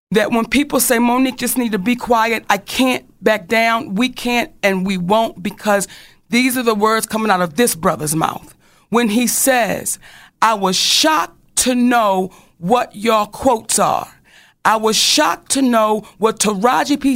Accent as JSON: {"language": "English", "town": "Baltimore", "region": "Maryland", "country": "United States", "said": "I'm from Baltimore"}